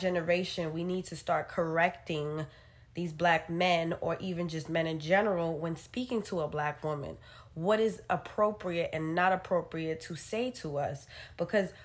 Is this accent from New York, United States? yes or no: yes; New York City, New York, United States; we're from New York and we've lived in a city where everything is a melting pot